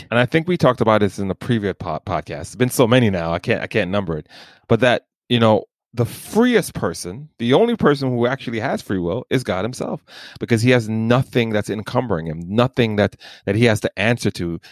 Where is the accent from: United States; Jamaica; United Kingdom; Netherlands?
Jamaica; I'm Jamaican